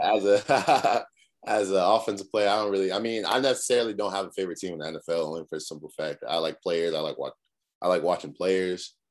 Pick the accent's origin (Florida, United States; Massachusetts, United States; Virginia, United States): Massachusetts, United States; Cambridge; moved away as an adult; now in South Carolina, United States; I'm from Cambridge, Massachusetts, uh, up north, real cold.